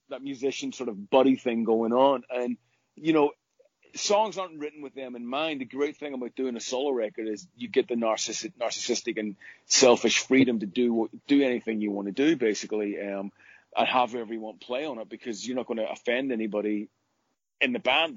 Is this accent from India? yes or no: no; Northern Ireland, United Kingdom; where I grew up in Northern Ireland